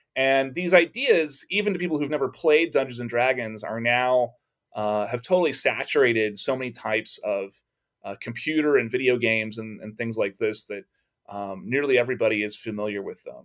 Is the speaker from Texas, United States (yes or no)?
yes; Texas, United States; growing up in Texas